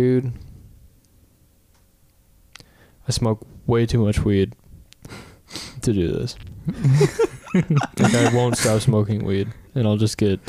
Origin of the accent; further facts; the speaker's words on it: Appalachia, United States; I'm Appalachian as shit